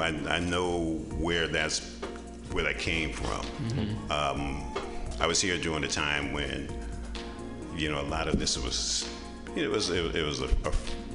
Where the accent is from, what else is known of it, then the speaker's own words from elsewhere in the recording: San Francisco, California, United States; born and raised in San Francisco